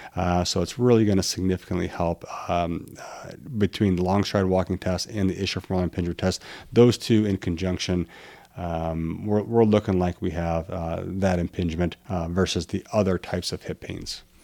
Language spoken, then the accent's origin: English; Midwest, United States; I'm from the Midwest